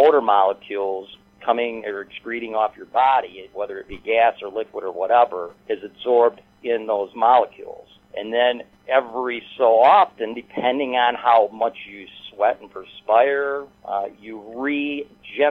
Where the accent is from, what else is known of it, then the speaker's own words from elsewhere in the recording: Michigan, United States; I'm from Michigan